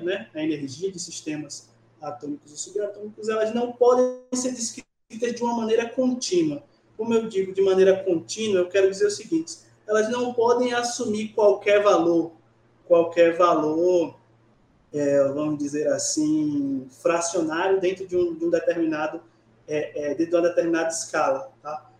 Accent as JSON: {"language": "Portuguese", "region": "Bahia", "country": "Brazil", "also_born_or_lived": "Niterói, Rio de Janeiro", "lives_now": "Barreiras, Brazil", "said": "eu sou baiano da cidade de Candial, no interior da Bahia"}